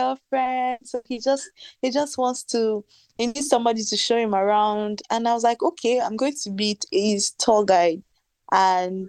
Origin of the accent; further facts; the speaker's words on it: Warri, Delta, Nigeria; I'm from Warri.